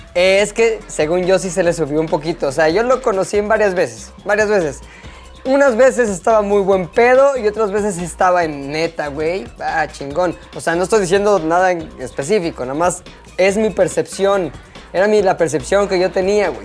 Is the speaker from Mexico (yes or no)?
yes; Mexico; los mexicanos somos muy mexicanos